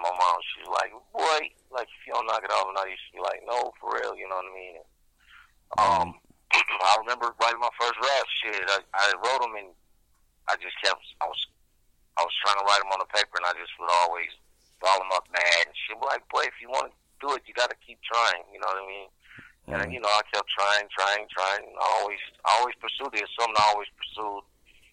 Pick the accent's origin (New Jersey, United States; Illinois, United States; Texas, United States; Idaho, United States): Texas, United States; Galveston; now in Colton, United States; I was born in Galveston, Texas, but I reside from Croton, California, Southern California.